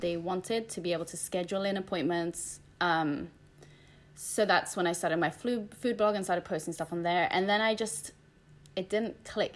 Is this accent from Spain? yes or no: yes; Spain; moved away; I grew up in Spain.